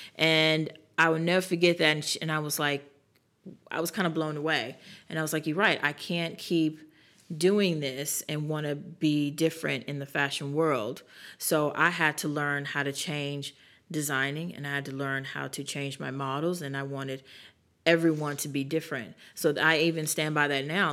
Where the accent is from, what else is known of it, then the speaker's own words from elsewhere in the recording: New York, United States; moved away as an adult; now in South Carolina, United States; we're from New York